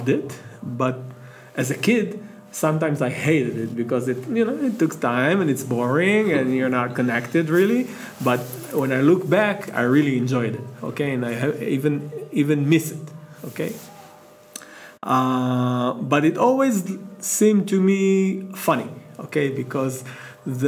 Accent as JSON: {"language": "English", "town": "Jerusalem", "region": "Jerusalem District", "country": "Israel", "moved": "as an adult", "lives_now": "Modi'in, Israel", "said": "I'm from Jerusalem, okay. Originally. I came to Modi'in in 2000."}